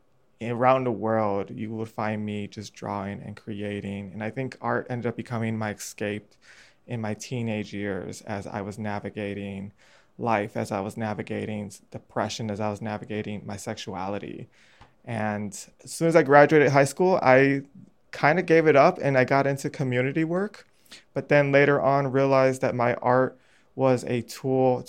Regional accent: Chicago, Illinois, United States; growing up on the North Northwest side and growing up, you know, in the 90s and early 2000s, I had a pretty good childhood

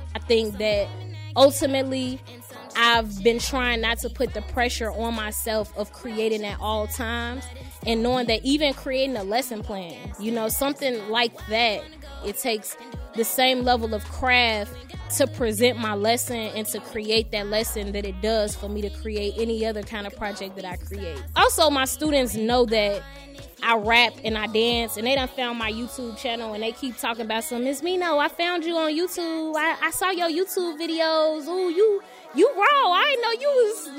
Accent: Chicago, Illinois, United States; I'm actually from Englewood, 67th and Peoria.

